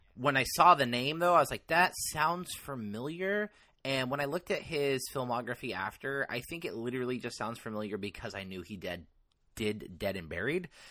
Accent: Mendocino County, California, United States; Mendocino, which is the county of my hometown

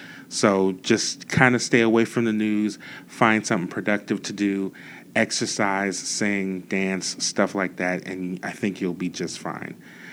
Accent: New Orleans, Louisiana, United States; We're all from New Orleans

